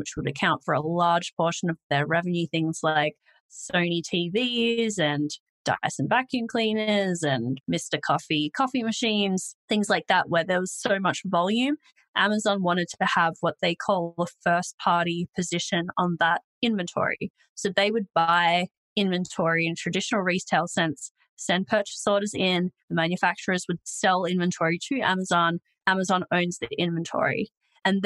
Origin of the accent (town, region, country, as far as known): Australia